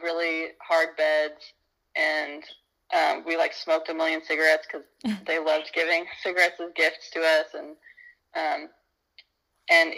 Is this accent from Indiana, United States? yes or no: yes; Nashville, Indiana, United States; I'm back in my hometown, Nashville in Brown County, Indiana